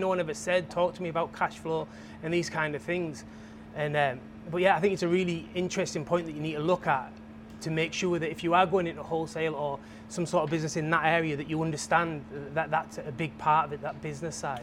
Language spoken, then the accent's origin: English; England, United Kingdom; I'm from England